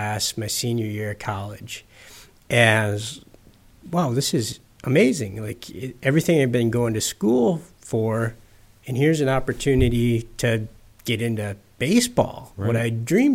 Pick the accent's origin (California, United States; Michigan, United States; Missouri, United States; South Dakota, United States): Michigan, United States; Upper Peninsula of; moved away; I grew up a kid in the Upper Peninsula of Michigan, grew up grouse hunting and fishing